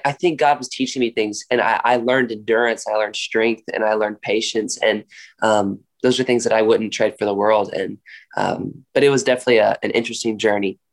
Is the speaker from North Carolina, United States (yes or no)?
yes; Raleigh, North Carolina, United States; I grew up in Raleigh, North Carolina. That's born and raised there